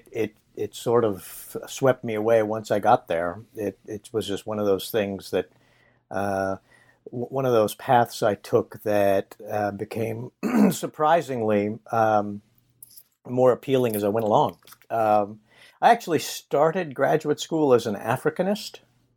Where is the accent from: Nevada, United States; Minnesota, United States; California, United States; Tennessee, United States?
Nevada, United States; I grew up in Nevada